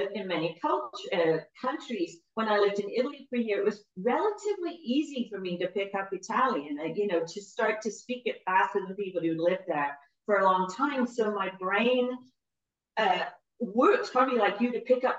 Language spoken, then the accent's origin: English; England, United Kingdom; accent: British English; moved away as an adult; also born or lived in Frankfurt, Germany / Heidelberg, Germany / upstate New York; now in United States; growing up in England